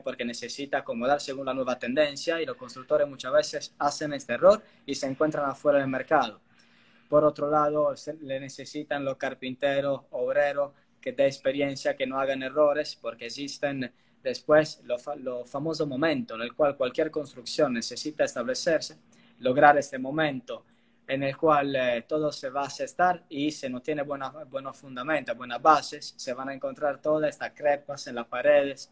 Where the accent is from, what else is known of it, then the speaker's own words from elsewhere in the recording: Italy; accent: Italian; Spanish is a second language; moved away as an adult; also born or lived in Argentina; soy italiano, pero creo que eso se escucha, incluido por el acento